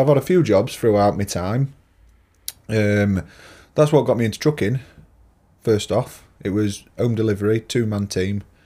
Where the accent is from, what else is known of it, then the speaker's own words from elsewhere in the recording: Lincolnshire, East Midlands, United Kingdom; I'm a yellow belly, me. Lincolnshire. Born and bred.